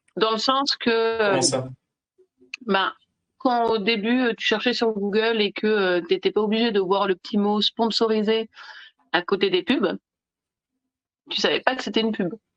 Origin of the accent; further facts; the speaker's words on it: Nice, Provence-Alpes-Côte d'Azur, France; moved away; also born or lived in Italy / Belgium / Germany / Spain; moi je suis originaire de Nice